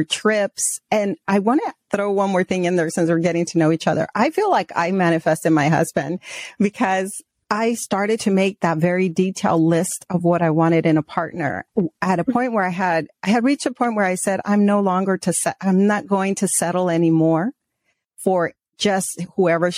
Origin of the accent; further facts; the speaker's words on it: Arizona, United States; also born or lived in Mexico; we migrated when I was a child from Mexico to the States, to Arizona. And then when, you know, growing up, my father always took us up north to Prescott, to Flagstaff, to camp